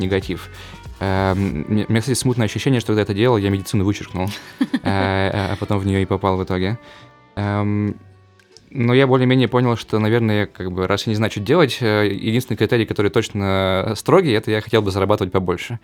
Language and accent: Russian; Perm Krai, Russia; moved away; я жил в маленьком поселке в Пермской области